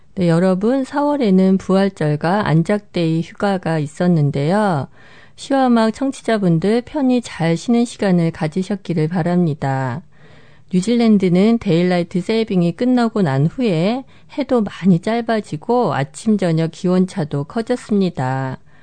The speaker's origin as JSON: {"language": "Korean", "country": "South Korea", "moved": "yes", "said": "한국인으로서 그리고 이민자로서"}